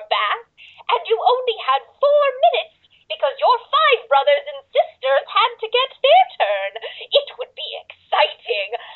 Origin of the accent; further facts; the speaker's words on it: New York City, New York, United States; now in Nevada, United States; not originally. I was born in New York City.